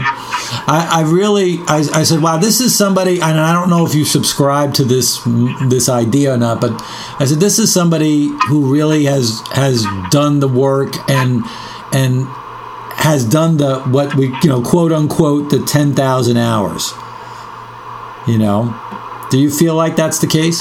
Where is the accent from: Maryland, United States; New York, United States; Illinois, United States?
New York, United States; New York City; also born or lived in London; now in Austin, United States; growing up in New York